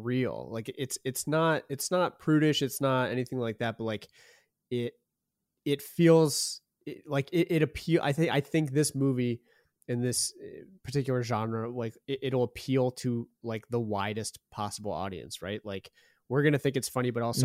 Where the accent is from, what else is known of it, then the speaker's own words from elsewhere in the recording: outside Philadelphia, Pennsylvania, United States; also born or lived in New York City; now in Los Angeles, United States; I grew up out in Pennsylvania. Well outside Philadelphia